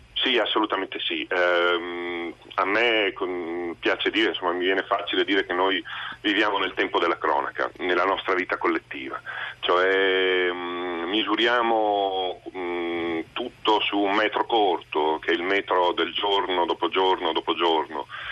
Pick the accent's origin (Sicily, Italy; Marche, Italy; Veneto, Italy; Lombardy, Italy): Veneto, Italy; Venice; io sono cresciuto a Venezia negli anni 70 e 80